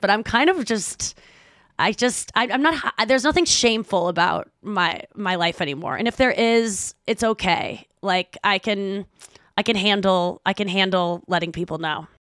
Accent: St. Louis, Missouri, United States; moved away as an adult; I moved back to my hometown of Saint Louis.

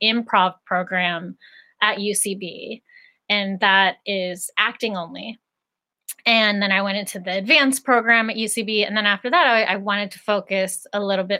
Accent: Greensburg, Pennsylvania, United States; So I grew up in Greensburg, Pennsylvania, which is an hour outside of Pittsburgh.

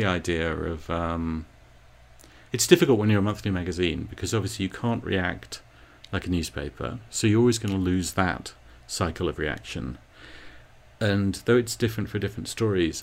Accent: England, United Kingdom; now in United States; the extra little bit of me being English

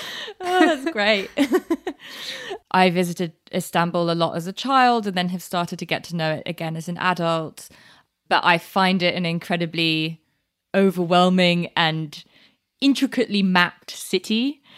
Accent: United Kingdom; born there; Turkish enough that people just assume I'm Turkish, and then as soon as I open my mouth, I out myself as British born, and I can't speak Turkish.

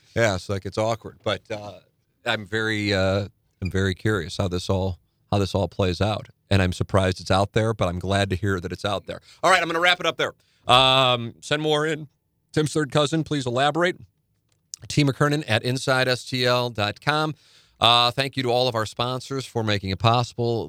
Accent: St. Louis, Missouri, United States; Saint Louis

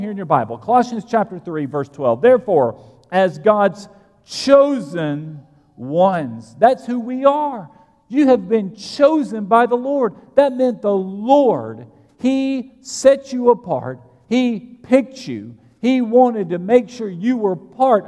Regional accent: United States; I'm American

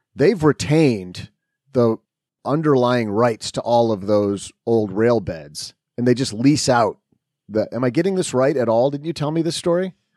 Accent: Midwest, United States; as a Midwesterner

